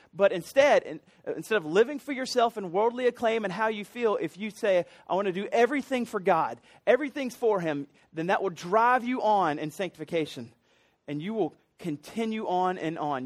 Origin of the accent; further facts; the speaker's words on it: Columbia, South Carolina, United States; I grew up in Columbia.